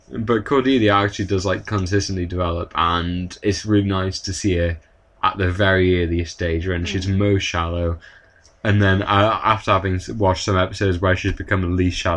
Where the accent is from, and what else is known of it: United Kingdom